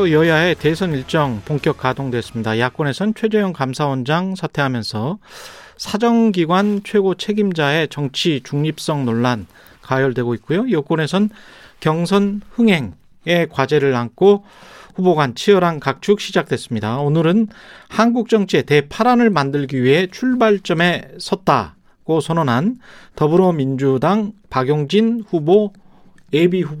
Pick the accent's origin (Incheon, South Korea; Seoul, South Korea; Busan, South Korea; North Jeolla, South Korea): North Jeolla, South Korea; 제가 전라북도 사람인데요. 예. 북도 사투리하고